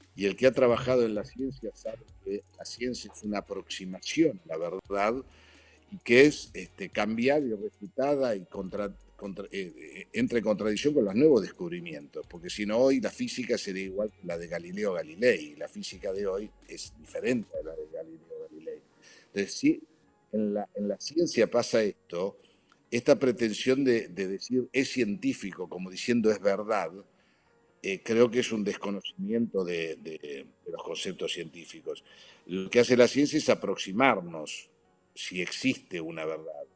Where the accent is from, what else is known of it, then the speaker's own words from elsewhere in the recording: Argentina; moved away as an adult; also born or lived in Italy; yo viniendo de Argentina